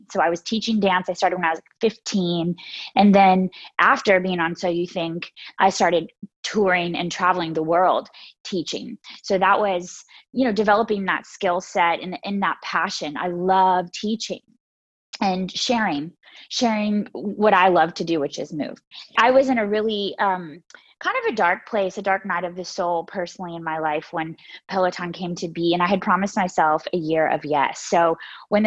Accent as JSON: {"language": "English", "town": "Myrtle Beach", "region": "South Carolina", "country": "United States", "tie": "born or raised there", "said": "I grew up in Myrtle Beach, South Carolina"}